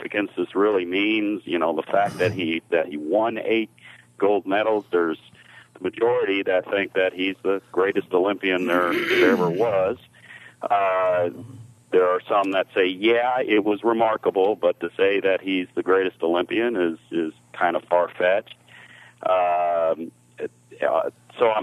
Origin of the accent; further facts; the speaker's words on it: Bedford, Indiana, United States; I'm from Bedford